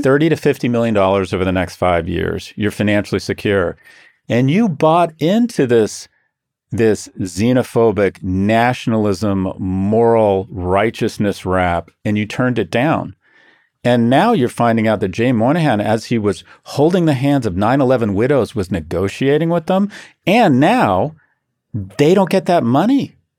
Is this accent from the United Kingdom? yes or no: yes; Scotland, United Kingdom; I'm Scottish